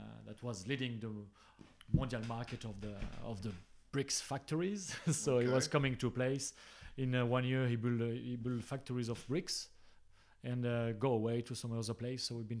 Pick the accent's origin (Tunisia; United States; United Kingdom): Tunisia; born there; No, well, I was born in Tunisia.